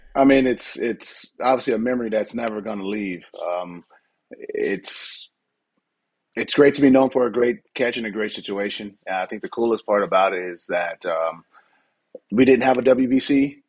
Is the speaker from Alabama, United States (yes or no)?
no; San Diego, California, United States; moved away as an adult; now in Barcelona, Spain; I'm from San Diego